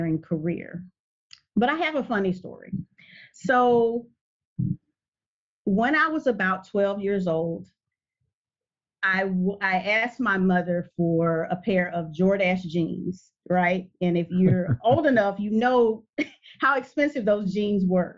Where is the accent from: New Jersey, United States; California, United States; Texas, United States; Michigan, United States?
Texas, United States; Port Arthur; I am from a small town, refinery town, Port Arthur, Texas.